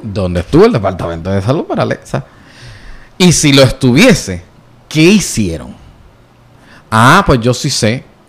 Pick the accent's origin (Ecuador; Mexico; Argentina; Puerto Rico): Puerto Rico; accent: jíbaro; porque yo soy boricua